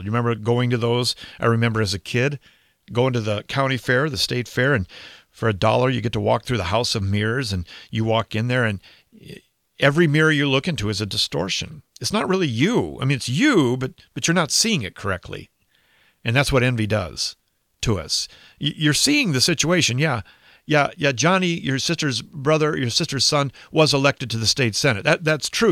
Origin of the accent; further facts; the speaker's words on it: United States; I'm an American. I live in America